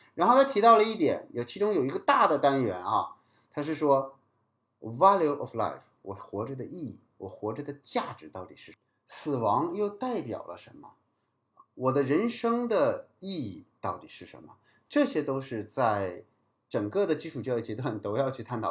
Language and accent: Chinese; China; 我们作为中国人把文言文也学好